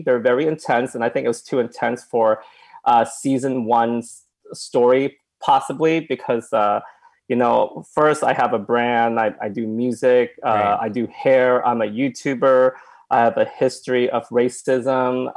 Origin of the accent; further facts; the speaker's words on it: Oklahoma, United States; moved away; I came from Oklahoma and my parents uh, own a restaurant